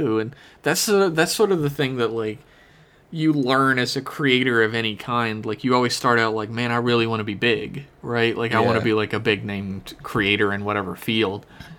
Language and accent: English; the South, United States; I grew up in the South, is that if people were given the chance in the South to do almost anything, I feel like we would have so many farms.